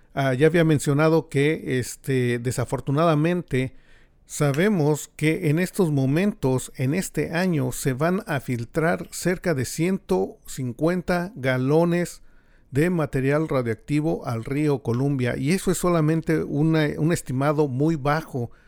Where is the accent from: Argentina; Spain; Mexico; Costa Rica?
Mexico; now in United States; los que venimos de México